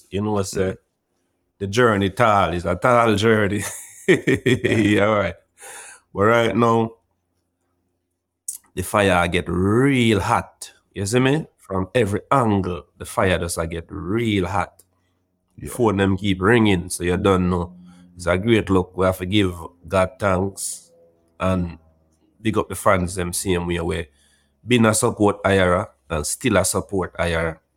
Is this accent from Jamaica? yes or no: yes; Bellevue, Portland, Jamaica; No, Bellevue is a is a tranquil little community, you know. And when most people hear about Bellevue, some of them think uh, at the Bellevue at Kingston